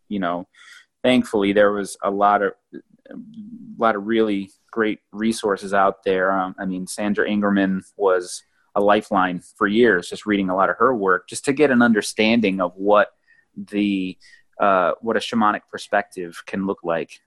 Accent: New England, United States; moved away as an adult; also born or lived in Oregon / South Carolina; I grew up in New England, and then I traveled and moved to the West Coast, lived in Oregon for a while, and then travel down to South Carolina

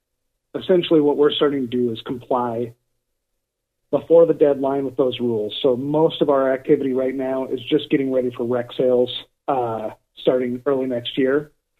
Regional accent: Minneapolis, Minnesota, United States; now in Portland, United States; I grew up in South Minneapolis, went to high school in northern Minnesota

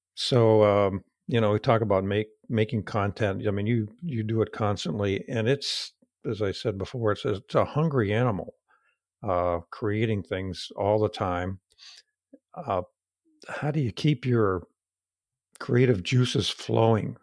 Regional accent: United States; accent: hillbilly; my hillbilly accent

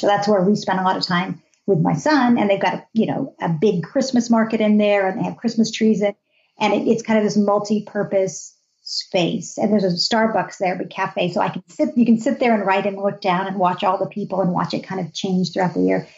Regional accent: United States; also born or lived in Berlin; we're Americans

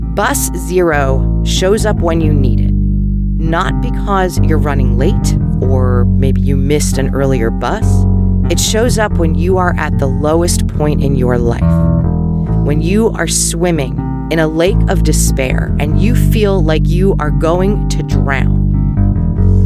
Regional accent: Philadelphia, Pennsylvania, United States; accent: Philly; Mine, which can be very Philly when I don't pay attention to my O's

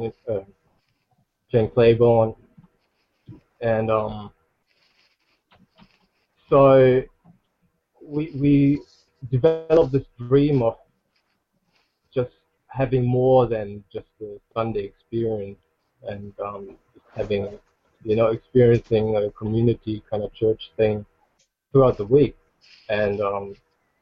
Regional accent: Germany; moved away as an adult; now in Queensland, Australia; I grew up in Germany

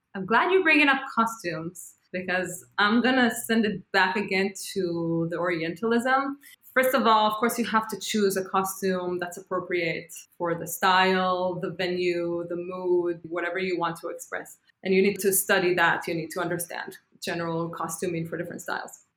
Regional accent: Israel; moved away as an adult; now in New York City, United States; And I said, From Israel.

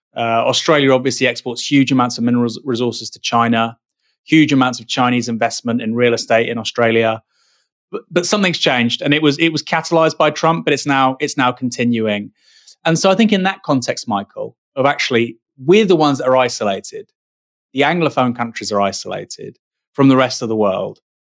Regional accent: United Kingdom; first language English; When I was born here, it's my native tongue. I've been raised in the education system here, went to university here, I'm married here

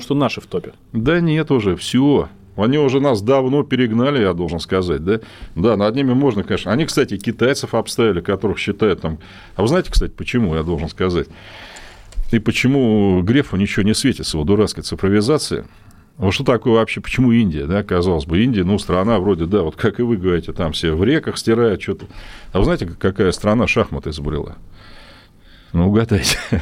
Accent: Russia; я тоже ведь россиянин

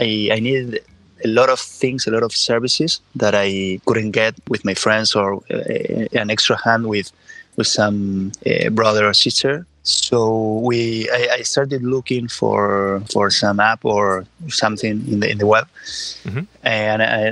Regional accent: Córdoba, Argentina; moved away as an adult; now in Barcelona, Spain; I'm from Córdoba, Argentina

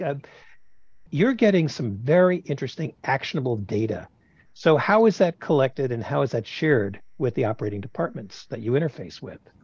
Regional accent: New York City, New York, United States; moved away; I'm a New Yorker

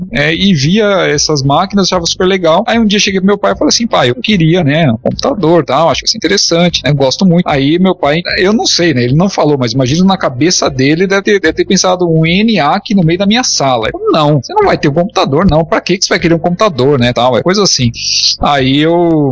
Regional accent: São Paulo, Brazil; Eu sou de São Paulo

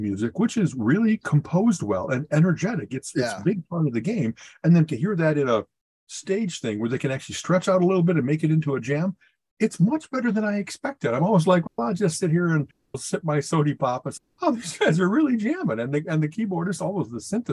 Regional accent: Chicago, Illinois, United States; I grew up in Chicago

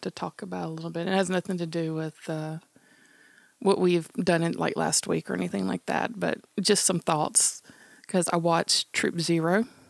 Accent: the South, United States; growing up in the South in 70s and like rural area

